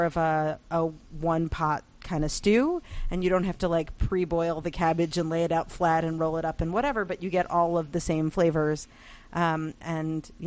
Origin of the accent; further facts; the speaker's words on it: United States; as an American